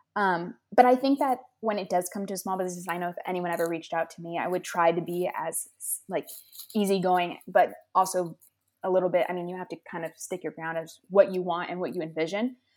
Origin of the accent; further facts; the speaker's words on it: Los Angeles, California, United States; moved away as an adult; now in Massachusetts, United States; I am from Los Angeles, California, and I did move to Massachusetts